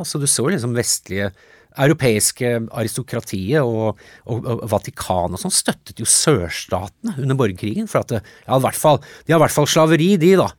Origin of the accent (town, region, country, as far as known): Norway; born or raised there; also born or lived in United States